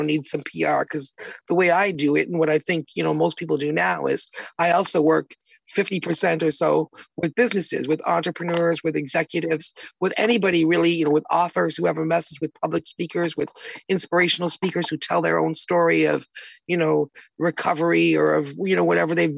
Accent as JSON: {"language": "English", "country": "Canada", "also_born_or_lived": "Toronto, Canada / Chatham, Canada", "said": "I'm from Canada"}